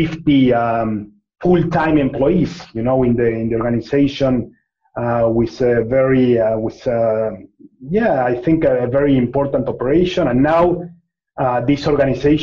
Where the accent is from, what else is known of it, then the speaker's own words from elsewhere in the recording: Argentina; I'm from Argentina